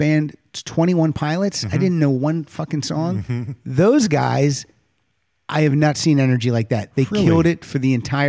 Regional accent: small town Pennsylvania, United States; moved away; I grew up in, we both grew up in small town Pennsylvania.

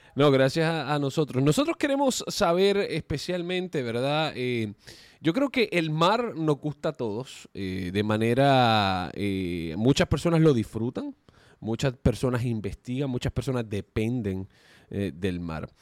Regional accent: Puerto Rico; cuando yo era niño, creciendo en Puerto Rico, yo crecí en la playa

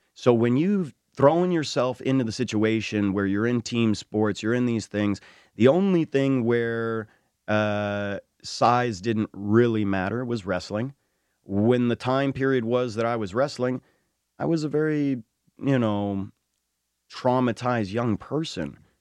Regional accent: New Mexico, United States; we are from New Mexico, one of the only states to allow Native American indigenous religious practice

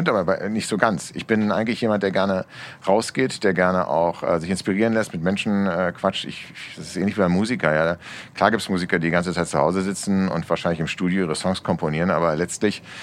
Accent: Berlin, Germany; Ich gehöre zu den 49 Prozent noch geborenen Berliner. Ich bin die Minderheit, genau.

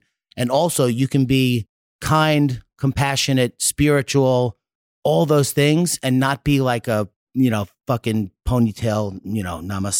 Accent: New York, United States; I'm big and I have blue eyes. I'm from New York.

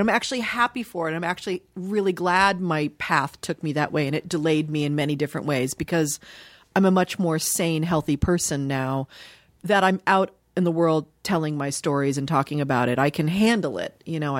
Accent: Dayton, Ohio, United States; born there; I was born in Dayton, Ohio. My mom was born and raised in Dayton

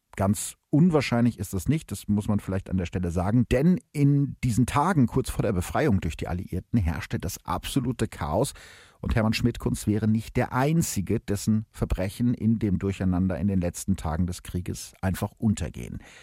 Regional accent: Gütersloh, North Rhine-Westphalia, Germany; aus dem Gütersloher Stadtarchiv, also aus meiner Heimatstadt

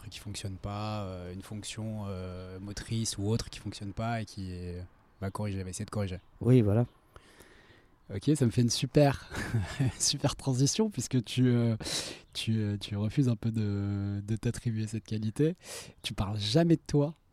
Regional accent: Lyon, Auvergne-Rhône-Alpes, France; moved away as an adult; grandi à Lyon jusqu'à voilà, l'âge de 20 ans.

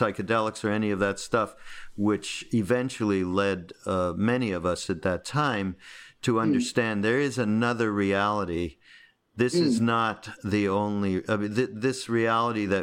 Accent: Montreal, Quebec, Canada; I'm from Montreal

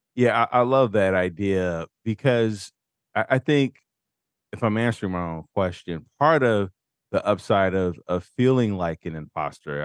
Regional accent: United States

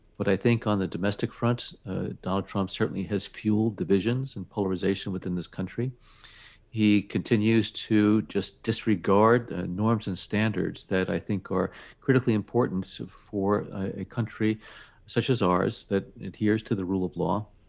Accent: United States; this wonderful country of ours and never take for granted that we are American citizens

